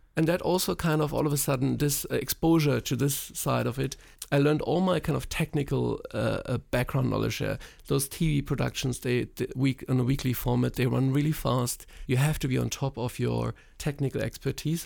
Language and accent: English; East Germany, Germany; moved away; also born or lived in Poland; I grew up in East Germany